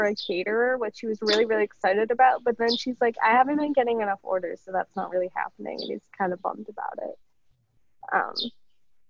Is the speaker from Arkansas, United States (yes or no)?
no; Pennsylvania, United States; moved away